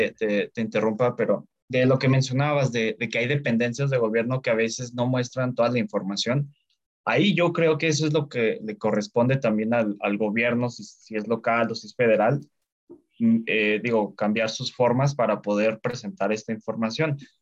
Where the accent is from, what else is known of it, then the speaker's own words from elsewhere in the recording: Mexico; como mexicano